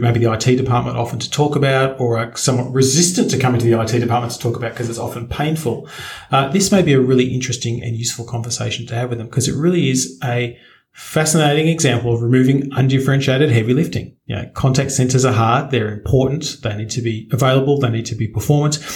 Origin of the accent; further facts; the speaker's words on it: Australia; I'm an Australian